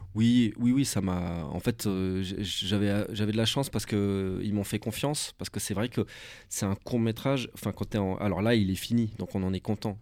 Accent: Switzerland; je suis suisse

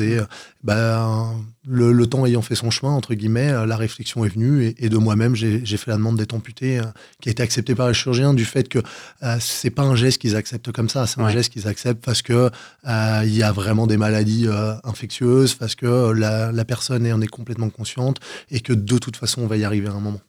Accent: Val-d'Oise, Paris region, Île-de-France, France; also born or lived in Gennevilliers / Cantal; now in Versailles, France; je suis revenu sur la région parisienne à l'âge de 6 ans. Et j'ai grandi dans le 95.

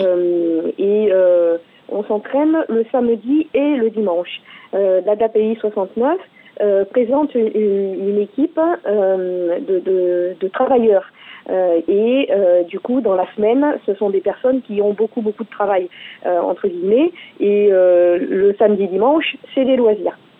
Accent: France; chez nous, en France

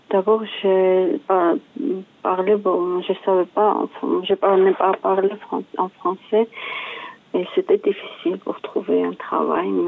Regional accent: Georgia; French is a second language; moved away as an adult; now in France; Je suis géorgienne.

